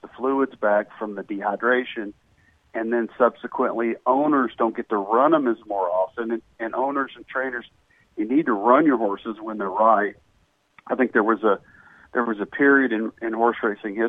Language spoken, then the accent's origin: English; Lexington, Kentucky, United States; moved away as an adult; also born or lived in Fort Chaffee, Arkansas; now in Louisville, United States; My parents were both Lexingtonians, went to high school together, and they were married in Lexington, and I was conceived in Lexington, and I grew up in Lexington.